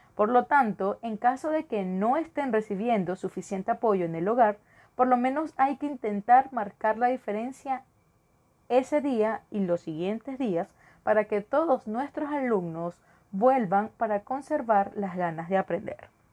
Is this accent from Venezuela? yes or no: yes; Venezuela; moved away as an adult; also born or lived in Caracas; now in Ecuador; Soy de Venezuela, y ejercí en Caracas durante cuatro años, pero por la situación de mi país, emigré